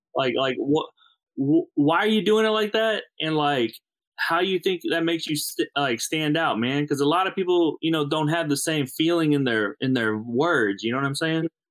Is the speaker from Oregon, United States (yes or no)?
no; St. Louis, Missouri, United States; I'm from the Midwest. I'm from uh, St. Louis